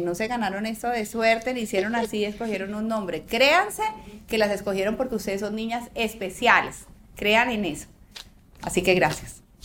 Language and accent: Spanish; Antioquia, Colombia; me encanta que como antioqueños